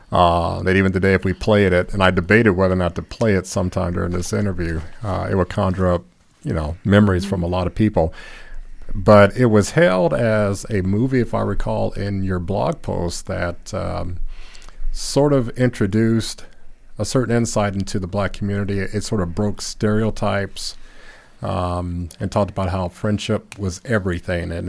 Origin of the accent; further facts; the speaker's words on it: Gary, Indiana, United States; I grew up in Gary